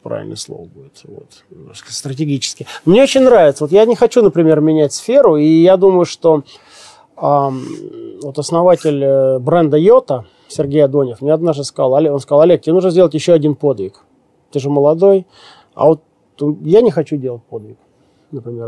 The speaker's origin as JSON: {"language": "Russian", "region": "Siberia", "country": "Russia", "said": "Я тоже сибиряк"}